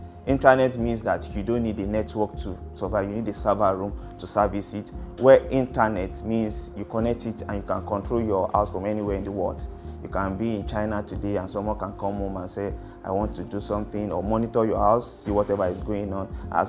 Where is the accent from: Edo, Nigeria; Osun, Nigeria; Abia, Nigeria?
Edo, Nigeria; I'm from Edo.